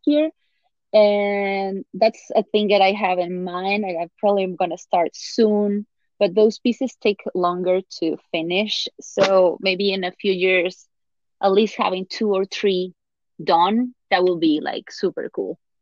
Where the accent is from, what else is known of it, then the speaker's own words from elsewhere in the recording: Puebla, Mexico; moved away; my hometown Puebla